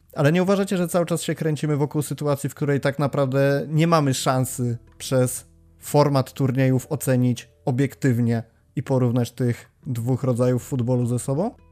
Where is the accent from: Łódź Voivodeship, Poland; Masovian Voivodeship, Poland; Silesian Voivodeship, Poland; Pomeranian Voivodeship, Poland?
Masovian Voivodeship, Poland; Warsaw; jestem z Warszawy